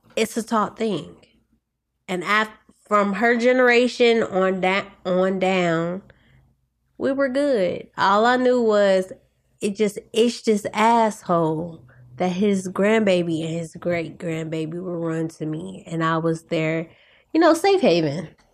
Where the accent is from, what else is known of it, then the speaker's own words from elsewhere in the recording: St. Louis, Missouri, United States; moved away as an adult; also born or lived in Kansas / Kansas City, Missouri; now in Los Angeles, United States; I grew up in Saint Louis